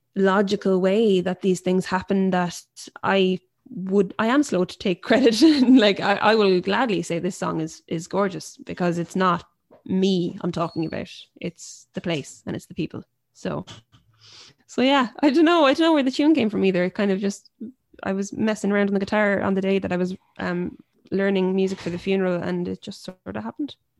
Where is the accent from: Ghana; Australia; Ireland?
Ireland; Limerick, Munster; growing up somewhere like Limerick, as a female folk singer-songwriter